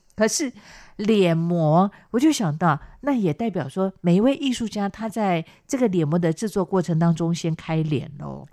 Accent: Chiayi County, Taiwan; moved away; 到我的老家，到嘉义

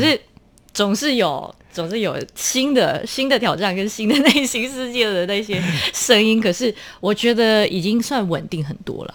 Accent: Malaysia; moved away as an adult; also born or lived in Australia; now in Taipei, Taiwan; 我们马来西亚有分小，小学， 有一些小学是 纯粹就是母语的， 那我，嗯。我们是在那种华， 华文那种教育系统长大的

